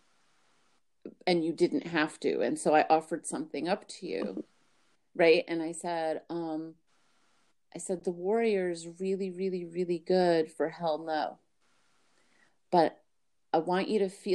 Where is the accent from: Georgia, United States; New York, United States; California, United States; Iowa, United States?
New York, United States; I'm from New York